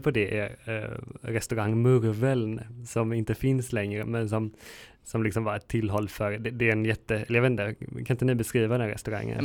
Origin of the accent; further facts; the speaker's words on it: Lerum, Västra Götaland, Sweden; also born or lived in Gothenburg; när jag var liten och bodde i Lerum